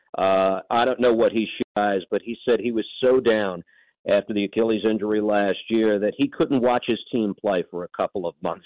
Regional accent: New York, United States; the metropolis that is New York, which has been my home for my entire life

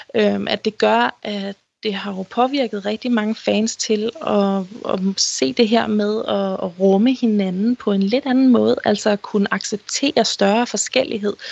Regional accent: Denmark

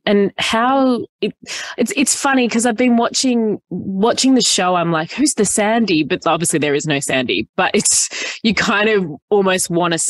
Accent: Killara, New South Wales, Australia; I grew up in the North Shore. So I grew up in Killara.

